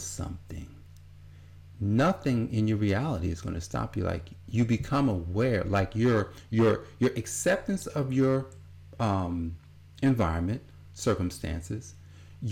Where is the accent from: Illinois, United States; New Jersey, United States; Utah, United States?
New Jersey, United States; Newark; I grew up in New Jersey, at Newark, New Jersey